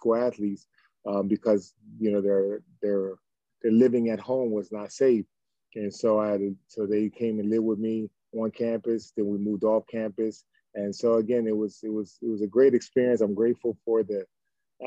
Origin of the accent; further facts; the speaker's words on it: Camden, New Jersey, United States; we grew up in Camden, New Jersey